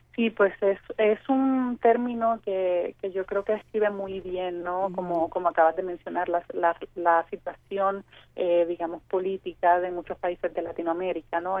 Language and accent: Spanish; Puerto Rico; salimos de Puerto Rico a diferentes países y llevamos nuestro pasaporte